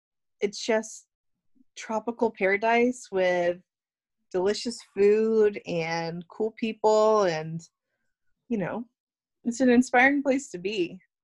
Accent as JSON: {"language": "English", "region": "New York", "country": "United States", "said": "everyone likes me because I'm a New Yorker. I talk about New York stuff."}